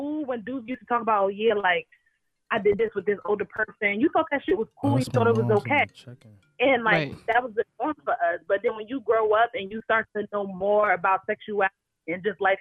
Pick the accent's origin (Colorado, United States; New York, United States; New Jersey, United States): New Jersey, United States; Paterson; I'm from Patterson